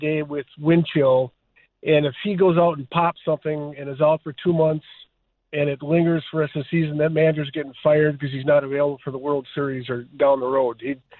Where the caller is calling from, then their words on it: Minnesota, United States; I'm actually calling from Minnesota